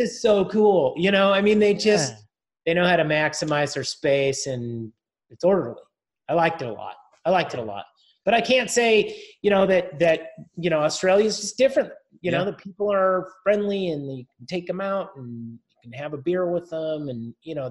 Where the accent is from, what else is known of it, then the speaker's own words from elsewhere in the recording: United States; I'm an American